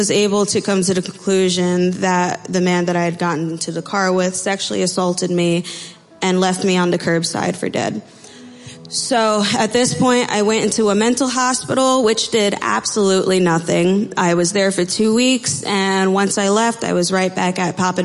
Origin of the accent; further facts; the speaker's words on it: Freehold, New Jersey, United States; also born or lived in Amatitlán, Guatemala; I am from Freehold, New Jersey. I was born in Amatitlan, Guatemala, and was adopted at 1.5